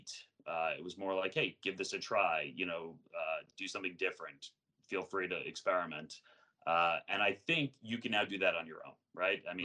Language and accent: English; Long Island, New York, United States; moved away as an adult; also born or lived in Terre Haute, Indiana; I grew up on Long Island, but I grew up like 25 minutes from New York City